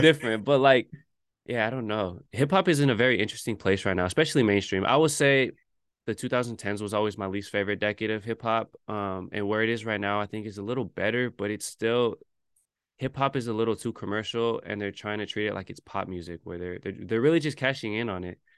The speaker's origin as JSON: {"language": "English", "area": "Bay Area", "region": "California", "country": "United States", "tie": "born or raised there", "moved": "as an adult", "lives_now": "New York, United States"}